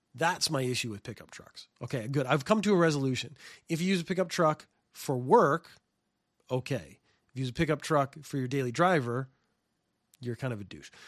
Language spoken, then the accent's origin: English; Canada; now in Japan; I come from Canada